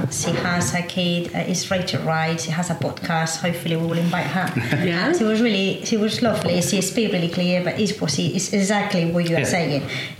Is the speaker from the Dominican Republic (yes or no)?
no; England, United Kingdom; Considering that I am English, I'm in an economical good position.